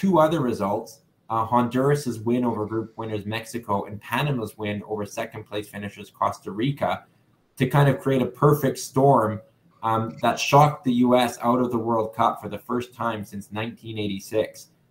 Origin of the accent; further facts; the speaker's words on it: Canada; And as Canadian fans, with Canada being on the bubble, what it basically meant is FIFA you know, using rankings that we know have their flaws, they basically handpick teams into the final round